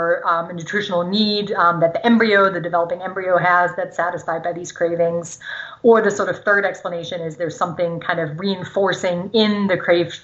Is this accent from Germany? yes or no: yes; Germany; first language German; English is a second language; moved away; So I grew up in Germany, speaking German. My parents are German